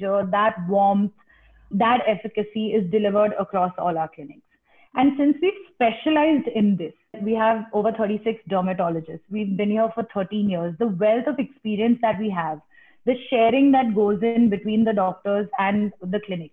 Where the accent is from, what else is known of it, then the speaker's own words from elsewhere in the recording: India; as an Indian